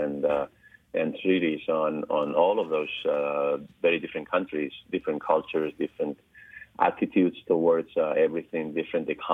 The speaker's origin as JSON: {"language": "English", "country": "Spain", "said": "I'm from Spain"}